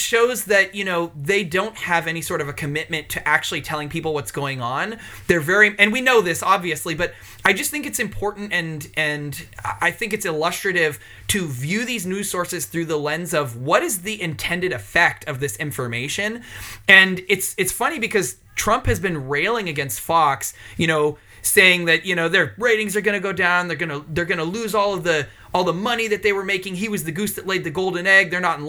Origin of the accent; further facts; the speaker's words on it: United Kingdom; I'm absolutely British.